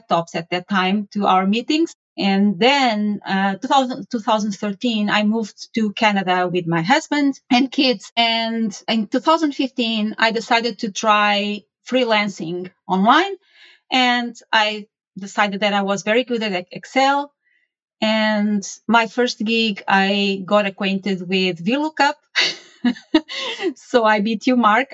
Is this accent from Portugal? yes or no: yes; Portugal; I was born and raised. I was raised in Portugal and studied mathematics